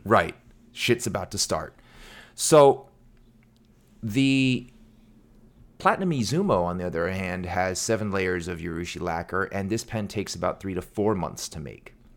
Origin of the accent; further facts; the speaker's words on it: United States; I was born in America, and my parents didn't really do the best job teaching me to read or pronounce or speak Korean